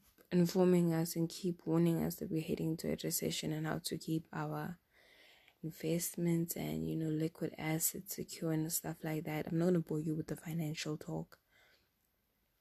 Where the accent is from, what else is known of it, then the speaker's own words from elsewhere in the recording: South Africa; English is a second language; moved away as an adult; now in Europe; I'm from South Africa